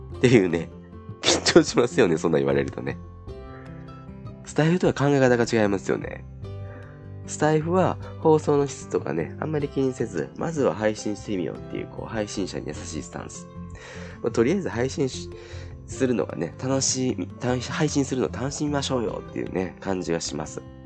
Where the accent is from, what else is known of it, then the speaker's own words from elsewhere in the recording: Kansai, Japan; 僕も関西なんですけど